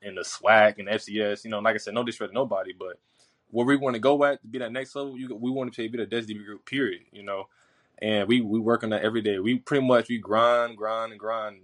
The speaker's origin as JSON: {"language": "English", "region": "Florida", "country": "United States", "moved": "as an adult", "lives_now": "Jackson, United States", "said": "I'm from Florida"}